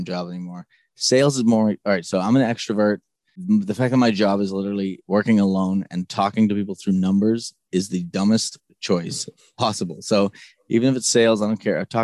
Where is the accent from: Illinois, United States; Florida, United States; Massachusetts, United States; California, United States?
Massachusetts, United States; Boston; I grew up in Boston